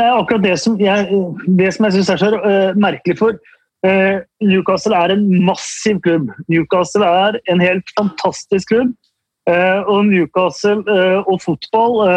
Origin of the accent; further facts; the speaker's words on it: Norway; oss norske supportere